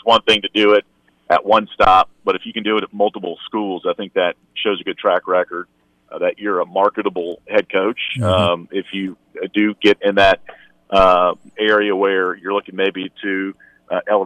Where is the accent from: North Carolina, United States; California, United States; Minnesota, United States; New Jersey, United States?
North Carolina, United States; Mount Airy; I grew up just below the state line in Mount Airy, North Carolina, which is Andy Griffith's hometown of Mayberry.